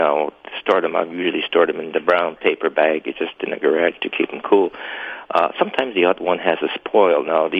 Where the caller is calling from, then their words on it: Erickson, Manitoba, Canada; I'm calling here from Erickson, Manitoba